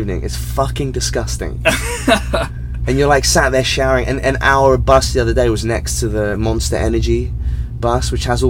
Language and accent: English; England, United Kingdom; Just because I'm English